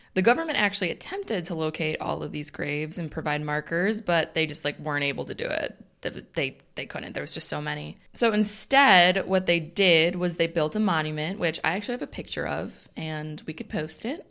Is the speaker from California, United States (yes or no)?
no; Northern Illinois, United States; We're from Northern Illinois